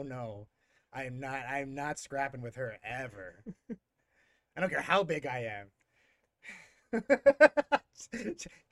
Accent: Houston, Texas, United States; moved away as an adult; also born or lived in England / Denver; in Houston where I grew up

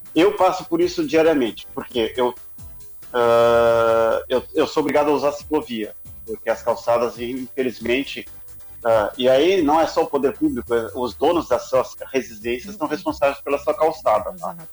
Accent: Brazil; eu, como brasileiro

